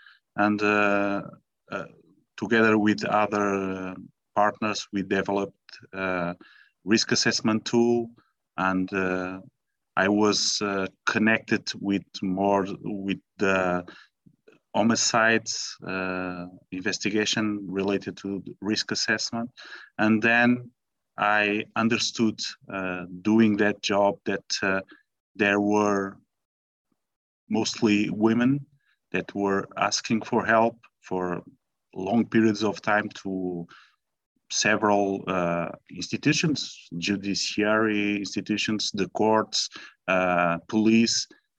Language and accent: English; Portugal; English is a second language; I'm speaking from Portugal, as you know, so pardon me my bad English if something goes wrong, but I will try to do my best, okay?